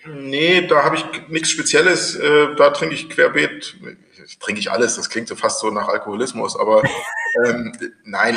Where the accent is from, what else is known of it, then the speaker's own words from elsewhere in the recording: Thuringia, Germany; als Thüringer